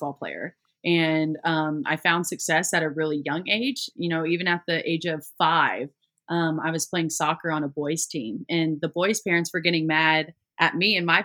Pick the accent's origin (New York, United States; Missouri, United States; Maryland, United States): Missouri, United States; Columbia; I grew up in Columbia, Missouri